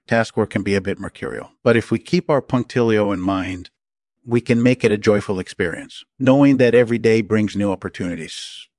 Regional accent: Brazil; I grew up in Brazil

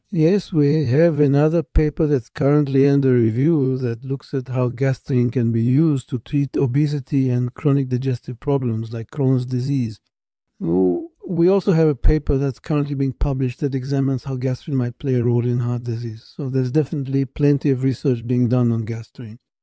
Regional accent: New York City, New York, United States; I was born and raised in Brooklyn, New York

